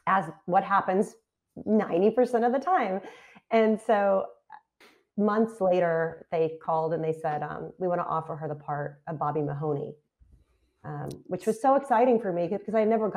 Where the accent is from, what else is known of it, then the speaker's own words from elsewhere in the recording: Texas, United States; moved away as an adult; also born or lived in Philadelphia suburbs; now in Philadelphia area, United States; I'm from Texas